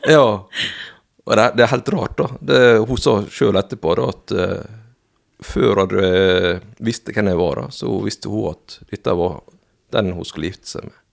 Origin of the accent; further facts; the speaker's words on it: Fosnavåg, Møre og Romsdal, Norway; also born or lived in South Korea; jeg vokste opp i Fosnavågen. Ja. I Herøy kommune.